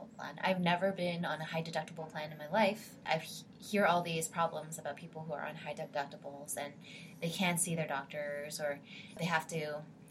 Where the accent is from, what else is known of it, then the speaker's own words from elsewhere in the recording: Canada; now in St. Louis, United States; I'm previously Canadian